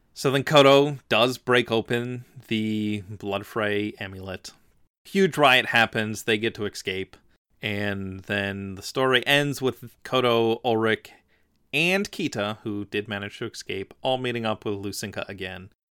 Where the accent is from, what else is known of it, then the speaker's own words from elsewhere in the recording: Philadelphia, Pennsylvania, United States; also born or lived in New York; I'm from Philadelphia. I lived right next to New York a lot